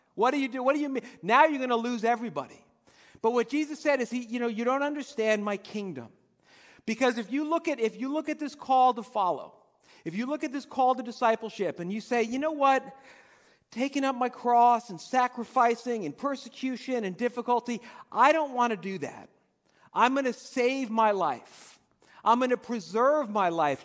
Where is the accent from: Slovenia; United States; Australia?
United States; Dumont, New Jersey; when I was a kid growing up in Dumont